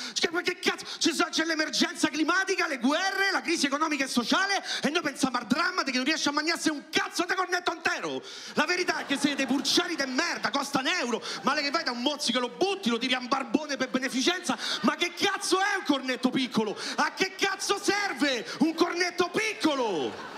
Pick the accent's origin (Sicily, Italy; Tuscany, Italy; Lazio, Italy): Lazio, Italy; Rome; io sono nato a Roma